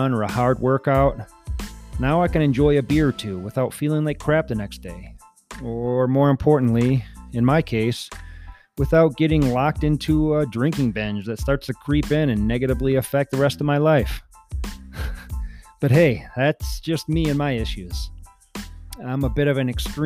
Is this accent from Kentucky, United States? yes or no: no; Wisconsin, United States; moved away as an adult; now in Colorado, United States; I'm from Wisconsin originally